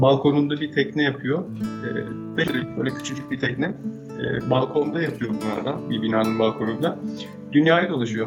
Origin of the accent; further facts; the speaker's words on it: Istanbul, Turkey; moved away as an adult; İstanbul'da doğmuşum. Aralıklar dışında 34 yaşına kadar İstanbul'da yaşadım.